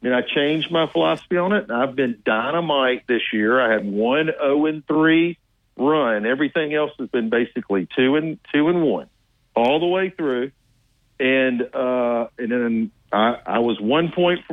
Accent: Middle Tennessee, United States; I'm from Middle Tennessee

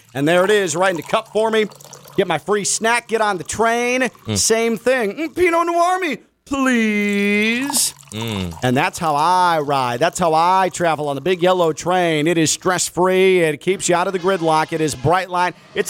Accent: Chicago, Illinois, United States; now in South Florida, United States; I grew up in Chicago.

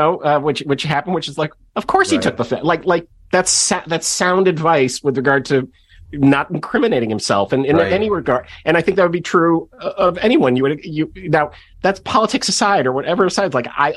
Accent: Kenilworth, Illinois, United States; I grew up in Kenilworth, Illinois, which at the time was the richest suburb in America

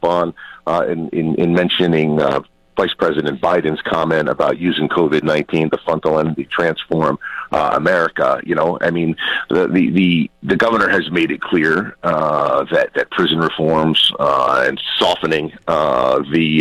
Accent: New Jersey, United States; In my hometown alone, where we have three long-term care facilities

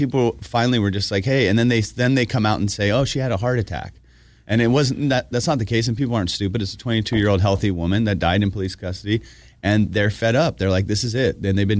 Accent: Iran; now in United States; I'm from Iran.

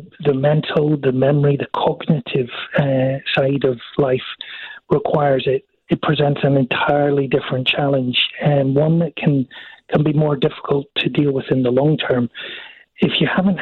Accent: Scotland, United Kingdom; I'm from Scotland

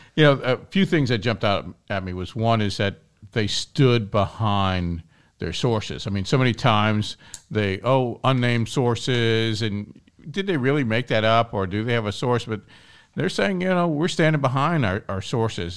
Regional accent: Kenner, Louisiana, United States; growing up in Kenner. That was my senior year of high school. And I grew up in Our Lady Perpetual Help Parish

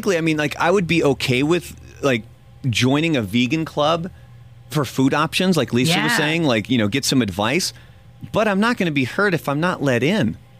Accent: Portland, Oregon, United States; I grew up in Portland, Oregon

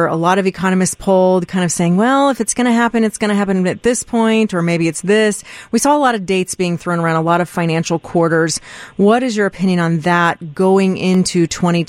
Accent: the South, United States; I'm from the South myself

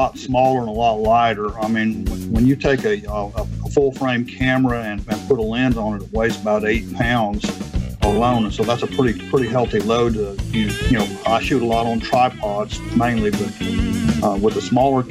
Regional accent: New Castle, Indiana, United States; now in Mississippi Gulf Coast, United States; I grew up in a little town called Newcastle, Indiana, about 40 miles east of Indianapolis

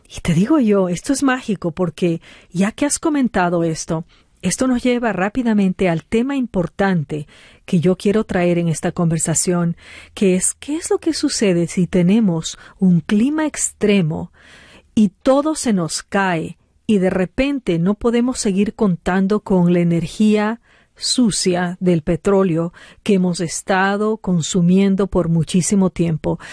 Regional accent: Ecuador; moved away; en Ecuador, aparte de donde yo vengo

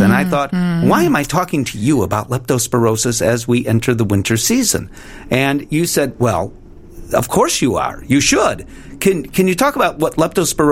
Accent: Chicago, Illinois, United States; I grew up in Chicago

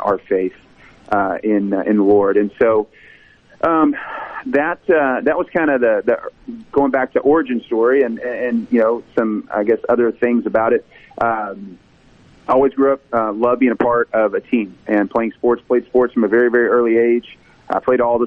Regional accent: Irving, Texas, United States; I grew up in Irving, Texas

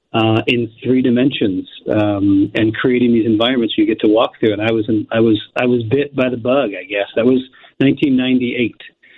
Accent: Cleveland, Ohio, United States; I grew up in Cleveland, Ohio, and I was the youngest of 6 kids

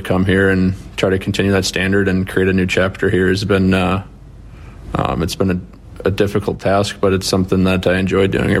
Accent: United States; I do certainly take a lot of pride being American and being able to represent my country too

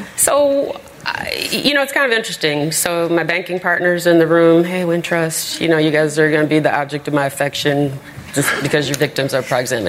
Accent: Chicago, Illinois, United States; I'm from Roseland

